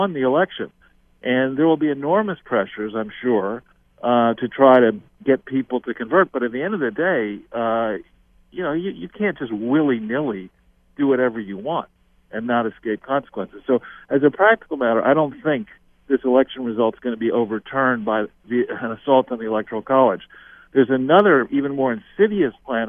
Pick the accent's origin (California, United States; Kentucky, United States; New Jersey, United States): California, United States; Los Angeles; I was born in Los Angeles